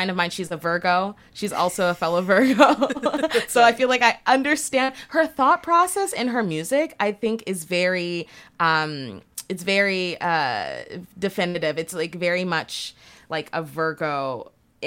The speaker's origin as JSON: {"language": "English", "town": "Brampton", "region": "Ontario", "country": "Canada", "tie": "born or raised there", "said": "growing up in Brampton, there wasn't really a lot to do in that suburb"}